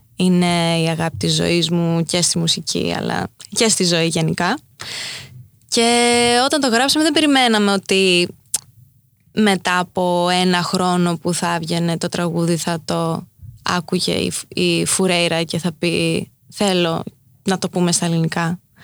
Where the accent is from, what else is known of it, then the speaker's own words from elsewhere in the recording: New York, United States; also born or lived in Crete, Greece; έτσι μεγάλωσα ανάμεσα σε αυτές τις δύο κουλτούρες ε, κοντά στη Νέα Υόρκη αλλά και στο χωριό στη Κρήτη